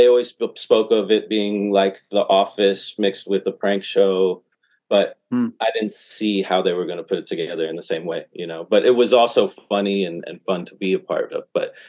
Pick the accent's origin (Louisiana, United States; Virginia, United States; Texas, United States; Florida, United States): Florida, United States; Fort Lauderdale; moved away as an adult; now in California, United States; Yeah, I'm from Fort Lauderdale originally.